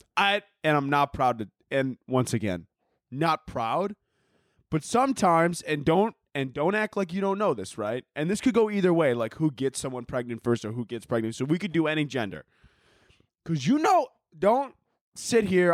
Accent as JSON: {"language": "English", "town": "Chicago", "region": "Illinois", "country": "United States", "tie": "born or raised there", "moved": "yes", "said": "I grew up in Chicago, not the Arabian desert."}